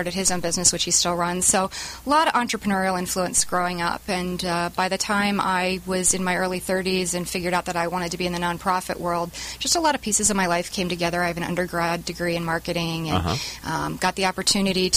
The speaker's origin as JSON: {"language": "English", "town": "Philadelphia", "region": "Pennsylvania", "country": "United States", "tie": "born or raised there", "said": "I grew up in Philadelphia."}